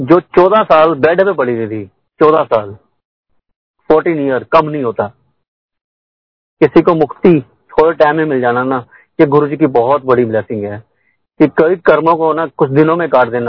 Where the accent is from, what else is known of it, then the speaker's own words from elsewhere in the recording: Karnal, Haryana, India; मैं तेरह साल की उम्र में शायद मैं करनाल का रहने वाला हूं मैं भी मेरी पैदाश करनाल की है